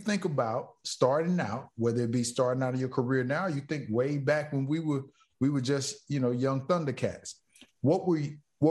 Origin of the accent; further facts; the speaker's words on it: Florida, United States; I'm from Florida